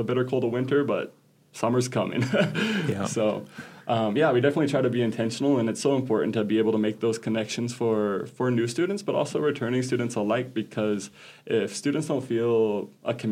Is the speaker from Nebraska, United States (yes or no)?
yes; Crawford, Nebraska, United States; also born or lived in Paraguay; I grew up in Crawford, just 25 miles down the road, about.